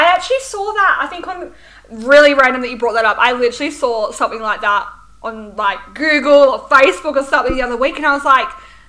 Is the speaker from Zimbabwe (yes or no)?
no; Australia